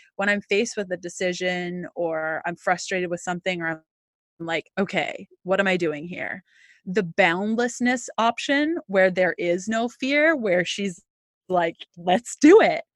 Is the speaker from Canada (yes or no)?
yes; Canada; as a Canadian